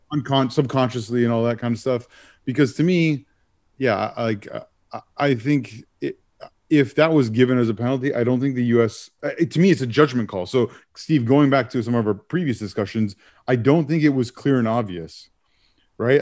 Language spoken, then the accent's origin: English; Canada; as a Canadian